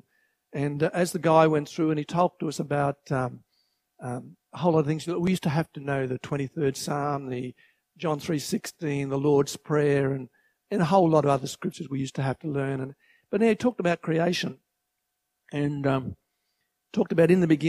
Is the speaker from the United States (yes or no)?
no; Grantham, Queensland, Australia; also born or lived in Toowoomba; I was born in Toowoomba, and my parents bought a farm at Grantham in 1947, the year I was born